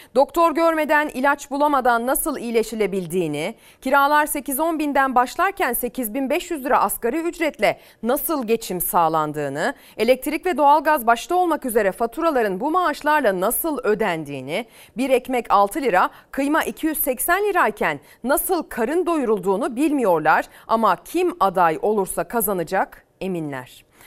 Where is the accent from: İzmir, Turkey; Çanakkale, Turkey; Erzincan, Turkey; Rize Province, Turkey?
İzmir, Turkey; memleketimle alakalı